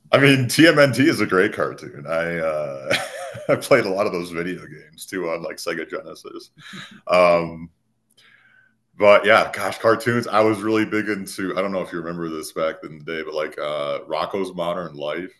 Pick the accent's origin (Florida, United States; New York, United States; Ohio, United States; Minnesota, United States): Minnesota, United States; moved away as an adult; now in Colorado, United States; I was born in a very rural part of Minnesota, and you guys might have picked up on the accent by now